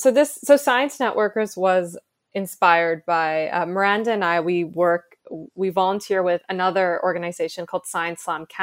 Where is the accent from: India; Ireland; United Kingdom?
India; in many ways I felt represented as an Indian woman.